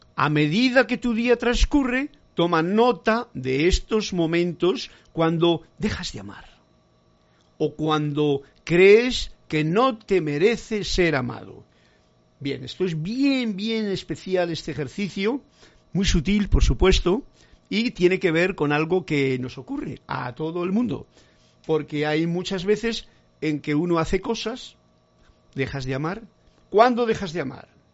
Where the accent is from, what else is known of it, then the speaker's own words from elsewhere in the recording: Spain; para mí que soy español